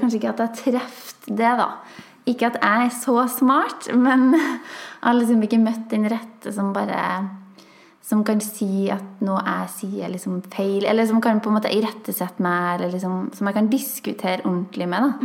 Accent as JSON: {"language": "Norwegian", "region": "Trøndelag", "country": "Norway", "said": "Vi var bare to trøndere"}